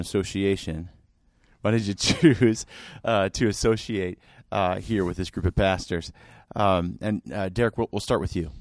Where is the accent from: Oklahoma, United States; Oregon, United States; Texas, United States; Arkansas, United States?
Oregon, United States; Salem; moved away; My hometown is Salem